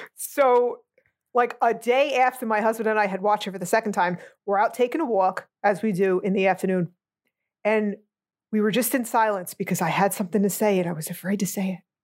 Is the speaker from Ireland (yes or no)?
no; United States; I'm an American